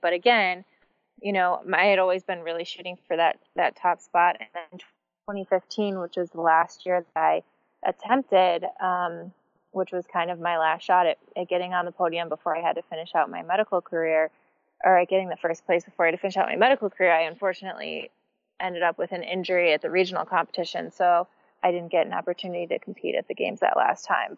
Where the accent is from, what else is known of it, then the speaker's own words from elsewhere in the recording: Michigan, United States; I grew up in Michigan and I grew up doing gymnastics